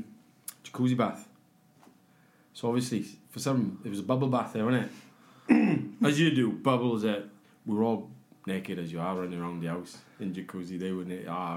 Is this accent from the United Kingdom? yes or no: yes; Aberdare, Wales, United Kingdom; I was from Aberdare, from the Valleys.